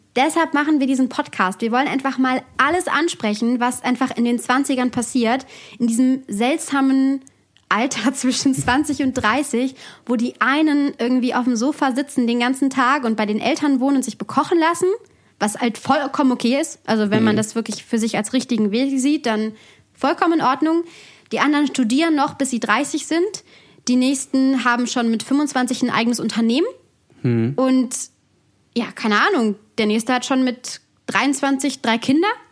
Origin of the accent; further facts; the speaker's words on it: Bergisches Land, near Cologne, North Rhine-Westphalia, Germany; moved away as an adult; now in Bavaria, Germany; ursprünglich aus NRW. Also aus, ich würde jetzt sagen, Köln, das stimmt nicht ganz. Es ist ein Ort, der ähm, neben Köln ist, also ein kleinerer Ort im Bergischen Land. Da bin ich aufgewachsen